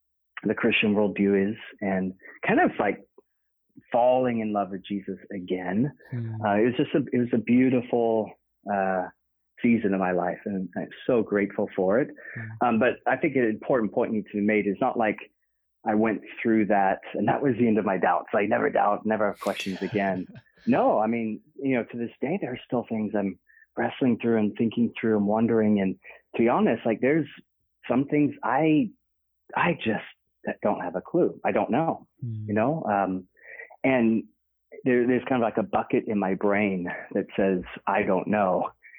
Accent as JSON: {"language": "English", "town": "Oxford", "region": "South East England", "country": "United Kingdom", "tie": "born there", "said": "and that was kind of like a homecoming for me because I was born in Oxford. So it's great going back."}